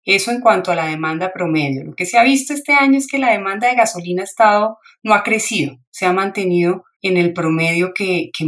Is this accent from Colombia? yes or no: yes; Bucaramanga, Santander, Colombia; soy de, soy de Bucaramanga, entonces sí me, alegra mucho poder dar esta esta entrevista para ustedes.